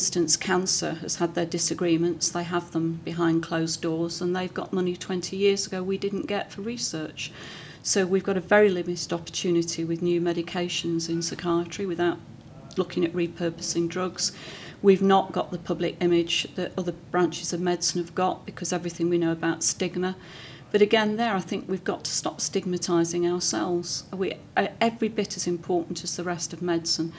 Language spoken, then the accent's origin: English; Manchester, North West England, United Kingdom; Being a Mancunian